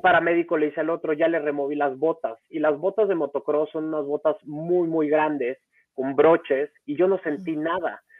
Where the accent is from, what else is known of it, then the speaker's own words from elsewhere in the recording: Acapulco, Guerrero, Mexico; moved away as an adult; also born or lived in Mexico City; yo nací en la Ciudad de México, tengo 38 años, nací en la Ciudad de México y a los dos años me fui a vivir a Acapulco por cosas de trabajo de mi papá. Ahí viví 16 años